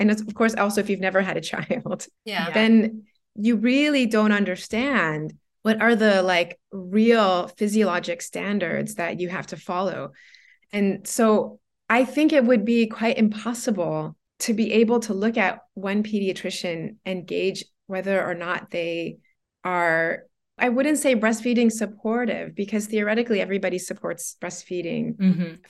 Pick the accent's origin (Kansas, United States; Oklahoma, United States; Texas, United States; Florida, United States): Florida, United States; now in Guangzhou, China; I'm from Florida originally, so the climate really got to me a lot. So anyways, yeah, so we moved to Guangzhou.